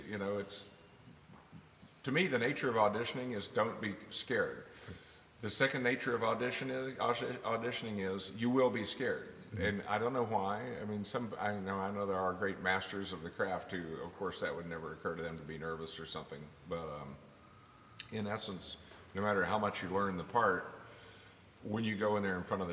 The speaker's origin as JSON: {"language": "English", "region": "West Texas", "country": "United States", "tie": "born or raised there", "said": "I grew up in West Texas"}